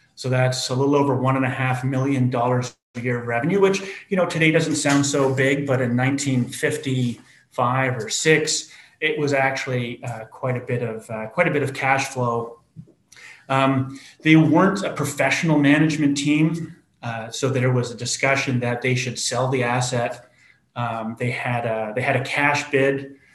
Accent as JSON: {"language": "English", "country": "Canada", "said": "being Canadian"}